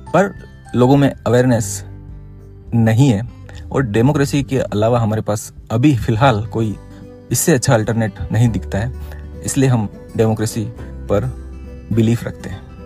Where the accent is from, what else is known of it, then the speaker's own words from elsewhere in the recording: Udaipur, Rajasthan, India; मैं हमारे शहर उदयपुर से विधानसभा सदस्य का चुनाव निर्दलीय प्रत्याशी के रूप में लड़ने जा रहा हूँ